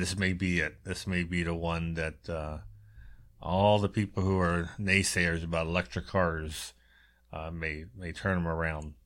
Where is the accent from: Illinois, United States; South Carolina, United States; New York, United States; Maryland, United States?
Maryland, United States; Baltimore; I'm growing up in Baltimore